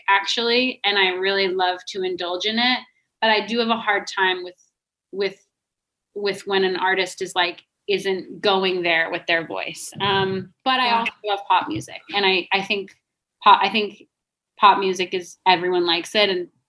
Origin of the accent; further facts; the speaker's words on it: Albuquerque, New Mexico, United States; Yeah. That's my hometown murder.